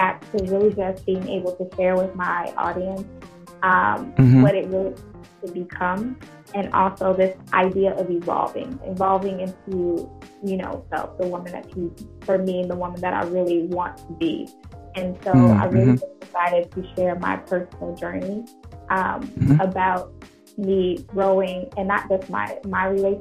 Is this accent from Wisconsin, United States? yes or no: yes; Milwaukee, Wisconsin, United States; moved away as an adult; also born or lived in Syracuse, New York; I am originally from Milwaukee, Wisconsin. I'm a Midwestern baby.